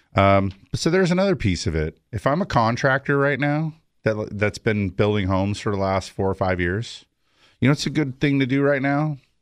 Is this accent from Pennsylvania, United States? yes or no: no; San Fernando Valley, California, United States; also born or lived in Big Bear, California / Central Coast, California; I was born in the San Fernando Valley